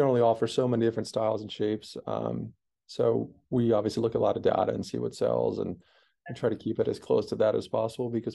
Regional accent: East Coast, United States; where we grew up on the East Coast

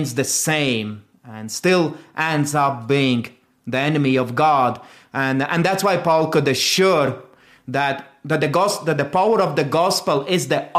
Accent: Latvia; moved away as an adult; also born or lived in South Carolina; now in United States; I am from Latvia

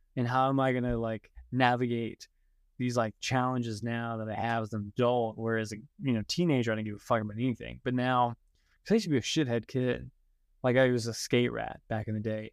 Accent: Hendersonville, North Carolina, United States; also born or lived in Hawaii; I was born in Hendersonville, North Carolina, which is about fifty minutes outside of Asheville.

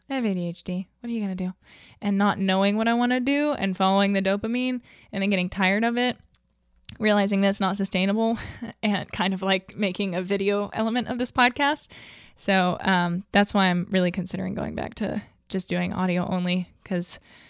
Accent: the South, United States; other than I was raised in the South and you're just like, as a general rule, not supposed to.

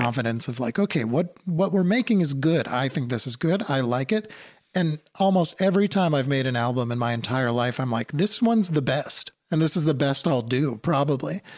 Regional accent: New England, outside of Boston, Massachusetts, United States; I grew up in New England, outside of Boston

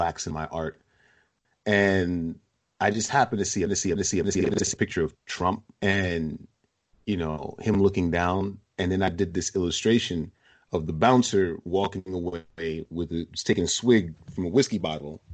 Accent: New York City, New York, United States; I grew up in East Flatbush, in a rough part in the 80s

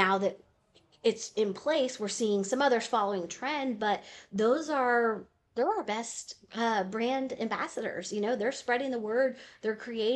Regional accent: Houston, Texas, United States; now in Nashville, United States; Growing up in Houston

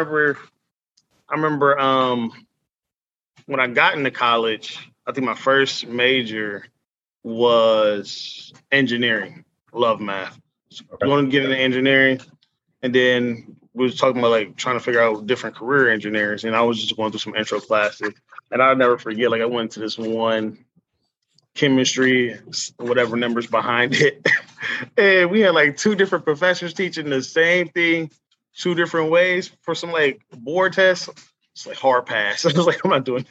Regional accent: Cleveland, Ohio, United States; moved away as an adult; now in Youngstown, United States; I grew up in Cleveland, and then I came here because I played football at Youngstown State

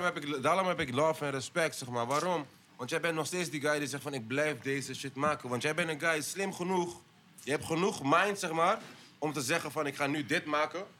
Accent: Aruba; Ik ben van Aruba

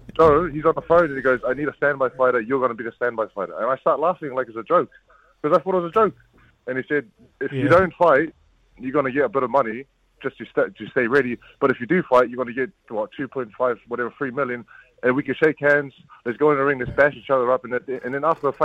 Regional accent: New Zealand; I'm a Kiwi fighter

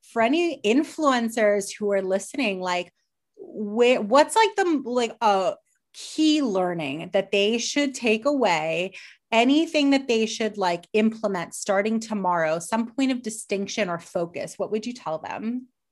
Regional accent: Miami, Florida, United States; we're both from Miami

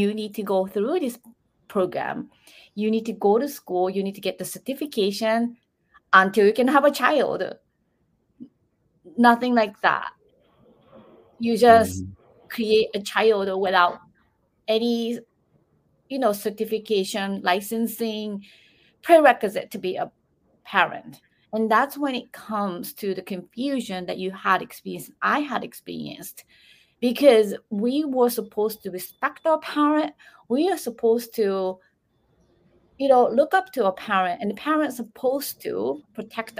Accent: Japan; moved away; I was raised in Japan

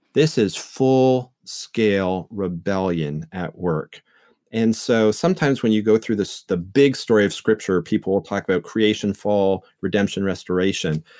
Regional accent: Canada; moved away as an adult; also born or lived in England; now in St. Louis, United States; I grew up in Canada

